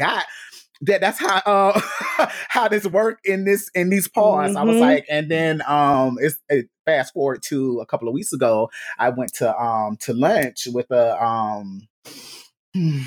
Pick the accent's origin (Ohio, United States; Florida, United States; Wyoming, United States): Florida, United States; Gainesville; moved away; I was born in Gainesville, Florida, hometown